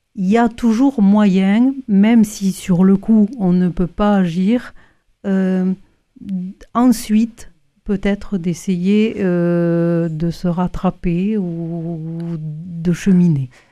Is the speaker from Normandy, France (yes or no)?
no; Toulouse, Occitania, France; je suis toulousaine